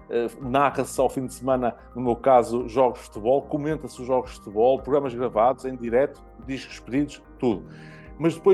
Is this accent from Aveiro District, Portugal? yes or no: yes; Santa Maria da Feira, Aveiro District, Portugal; numa rádio local uhum. Eh, do Conselho de onde sou.